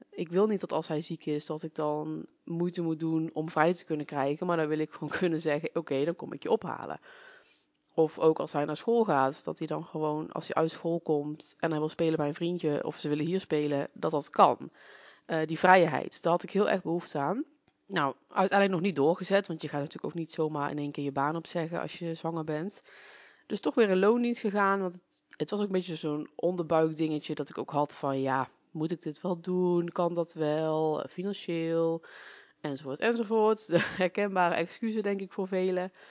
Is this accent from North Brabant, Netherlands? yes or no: yes; North Brabant, Netherlands; now in Achterhoek, Netherlands; Oorspronkelijk kom ik uit Brabant, dat zal je misschien ook al horen. En ik ben zo'n zeven jaar geleden hierheen verhuisd voor de liefde.